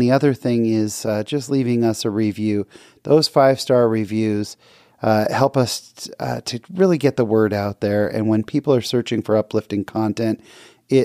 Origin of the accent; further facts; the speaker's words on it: California, United States; someone I grew up with in California